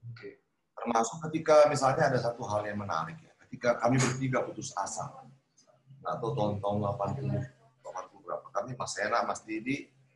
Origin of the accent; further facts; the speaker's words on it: Sulawesi, Indonesia; moved away; ke Sulawesi hmm. ke kampung saya